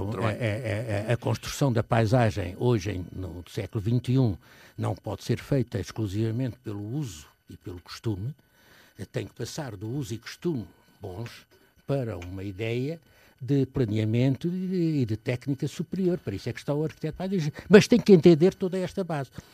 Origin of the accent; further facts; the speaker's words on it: Portugal; sou português, portanto, e como português, gosto de ser português